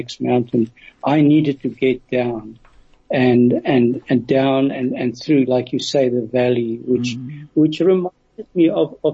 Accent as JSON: {"language": "English", "country": "South Africa", "said": "I'm from South Africa"}